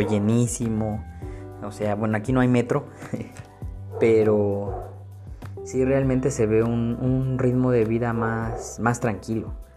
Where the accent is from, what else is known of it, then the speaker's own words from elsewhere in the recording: Mexico City, Mexico; moved away as an adult; now in Torreón, Mexico; yo soy originario de la Ciudad de México. Actualmente estoy viviendo en Torreón, Coahuila.